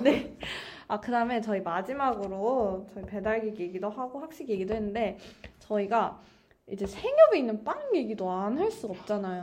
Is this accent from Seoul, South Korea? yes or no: no; Daejeon, South Korea; moved away as an adult; also born or lived in Songdo, Incheon; now in Incheon, South Korea; 제가 본가가 대전인데